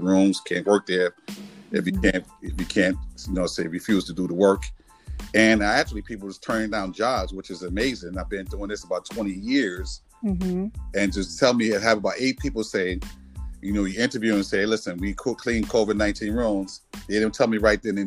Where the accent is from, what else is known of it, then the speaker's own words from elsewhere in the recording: New York City, New York, United States; moved away as an adult; now in Washington, D.C., United States; I grew up in New York City. I actually moved to the Washington, D.C., Maryland/Virginia area